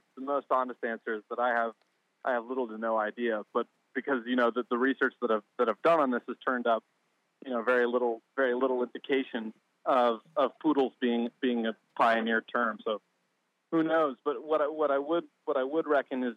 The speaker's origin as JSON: {"language": "English", "region": "Colorado", "country": "United States", "tie": "born or raised there", "said": "I grew up in Colorado, where there are prairie dogs all over the place"}